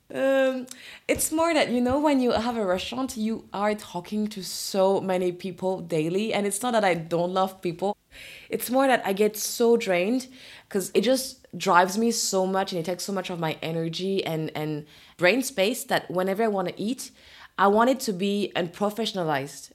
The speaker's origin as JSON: {"language": "English", "town": "Orléans", "region": "Centre-Val de Loire", "country": "France", "tie": "born or raised there", "second_language": "English", "moved": "as an adult", "lives_now": "Paris, France", "said": "I grew up in Orléans"}